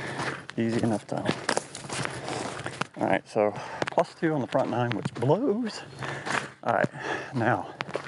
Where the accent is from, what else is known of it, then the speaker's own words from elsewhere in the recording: Florida, United States; I'm from Florida